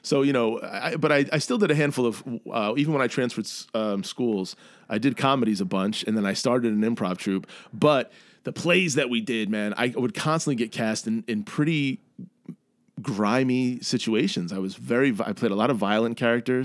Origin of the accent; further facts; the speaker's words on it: New York City, New York, United States; moved away as an adult; now in Chicago, United States; I grew up in New York in the eighties